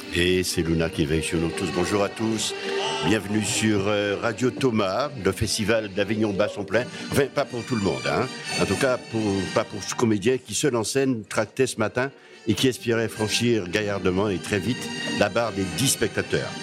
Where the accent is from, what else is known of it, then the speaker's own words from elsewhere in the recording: Guadeloupe; le guadeloupéen que je suis